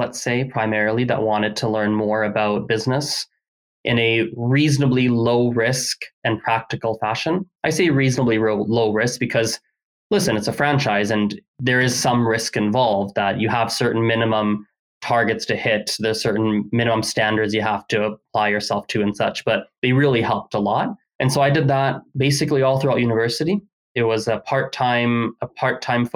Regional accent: Canada; first language English; I grew up here in Canada.

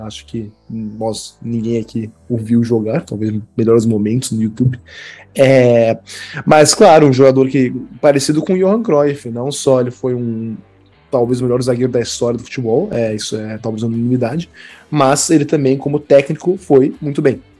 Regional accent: Brazil; eu sou brasileiro

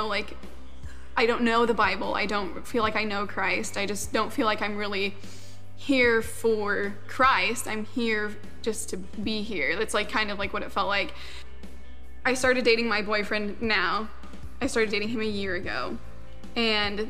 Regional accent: Huntington, Indiana, United States; I was born and raised in Huntington

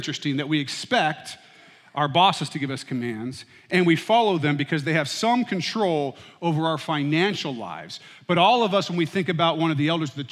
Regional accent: United States; I was born and raised in the United States

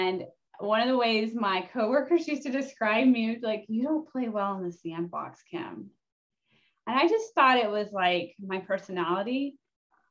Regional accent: Oklahoma, United States; moved away as an adult; also born or lived in Oregon / Colorado; I'm born and raised in Oklahoma

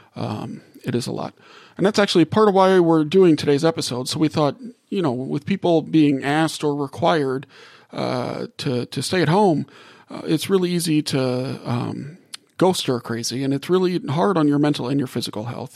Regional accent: New Orleans, Louisiana, United States; moved away; also born or lived in Gulf South; I grew up in New Orleans and spent a lot of my life in the Gulf South

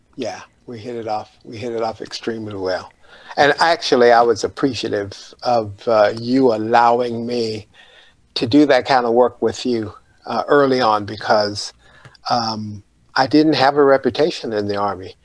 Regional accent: Panama City, Florida, United States; I grew up in Panama City, Florida

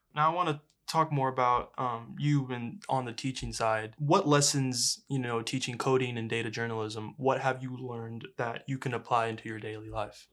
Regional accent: La Porte, Texas, United States; I'm from Laporte

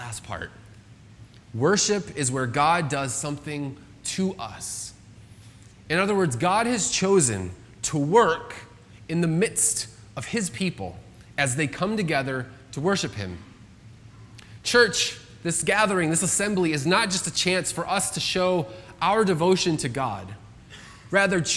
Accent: United States; I'm an American citizen

